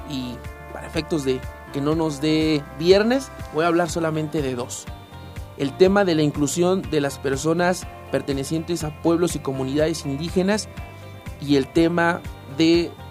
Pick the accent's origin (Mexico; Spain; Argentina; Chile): Mexico; sino los pueblos y comunidades indígenas tenemos nuestra propia identidad y también somos mexicanas y también somos mexicanos.